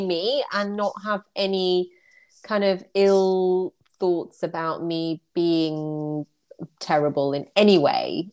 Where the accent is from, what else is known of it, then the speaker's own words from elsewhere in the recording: United Kingdom; in the UK, when we go to a nail salon, we're very polite as a British society